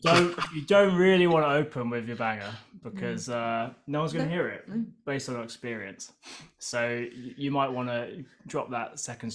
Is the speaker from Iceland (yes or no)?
no; Guildford, South East England, United Kingdom; Yeah, I mean we're from Brighton and I grew up